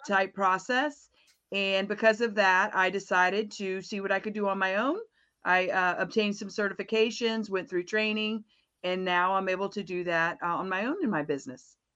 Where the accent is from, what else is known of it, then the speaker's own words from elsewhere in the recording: Florida, United States; I am from Florida. Um, I'm a, actually a native Floridian